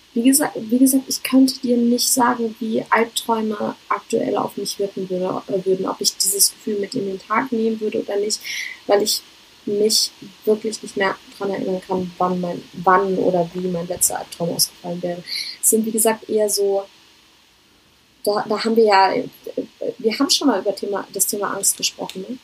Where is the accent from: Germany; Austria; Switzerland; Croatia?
Germany; moved away; Ich möchte zurück nach Deutschland, um meine Freunde, meine Familie, vor allem meine Katze zu sehen